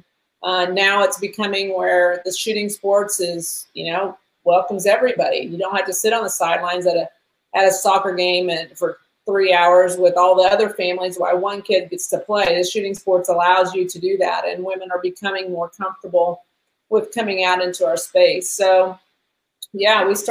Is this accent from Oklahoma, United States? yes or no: yes; Tulsa, Oklahoma, United States; I'm from Tulsa